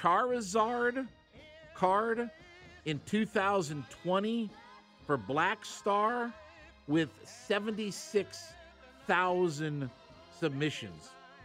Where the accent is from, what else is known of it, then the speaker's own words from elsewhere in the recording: Canton, Ohio, United States; So we have Waffle House now in Canton, Ohio.